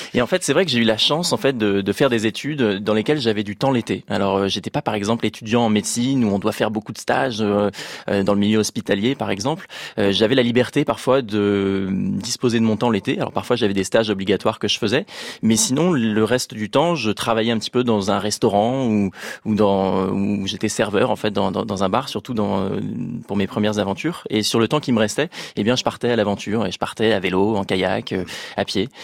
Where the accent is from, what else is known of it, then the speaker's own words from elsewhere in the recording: Rouen, Normandy, France; on est parti de Rouen, euh, en Normandie, parce qu'à l'origine, euh, je suis de, de cette ville-là, en Normandie